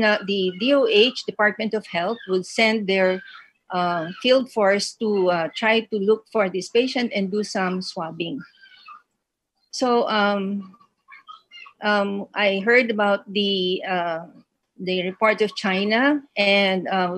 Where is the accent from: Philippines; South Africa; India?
Philippines; I'm from the Gupan City, it's a province in the country